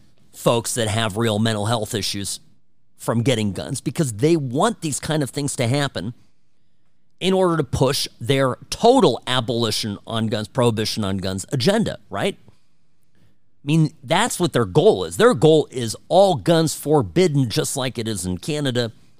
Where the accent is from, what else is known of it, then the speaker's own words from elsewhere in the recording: Irvine, California, United States; Cook's Corner is growing up in Irvine, my neighbor.